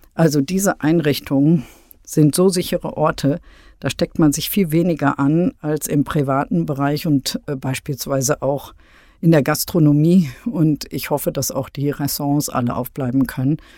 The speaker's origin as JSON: {"language": "German", "town": "Münster", "region": "North Rhine-Westphalia", "country": "Germany", "tie": "born or raised there", "moved": "as an adult", "lives_now": "Berlin, Germany", "said": "Ich finde Münster ähm, äh, wunderschön, ist meine Heimatstadt, freue mich, bin immer dankbar, dass ich in diesem Ambiente groß geworden bin"}